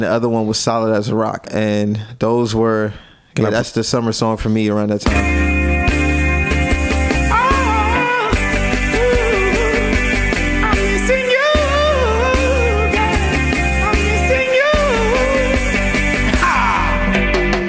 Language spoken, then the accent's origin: English; Jamaica; moved away; I'm a Jamaican man